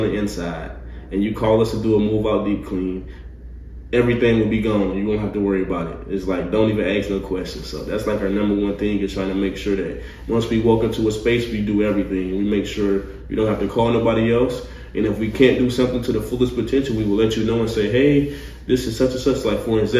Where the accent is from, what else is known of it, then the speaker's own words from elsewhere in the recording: Detroit, Michigan, United States; now in Nashville, United States; I'm from Detroit